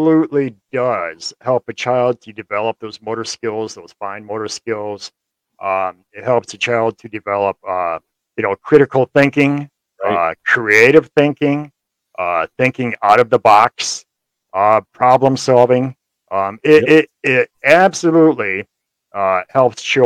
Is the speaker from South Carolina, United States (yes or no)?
no; Kalamazoo, Michigan, United States; also born or lived in Hamilton, Michigan; I grew up in Kalamazoo mostly